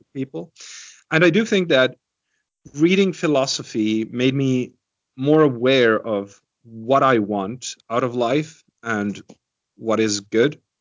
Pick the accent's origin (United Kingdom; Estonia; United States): Estonia; growing up in Estonia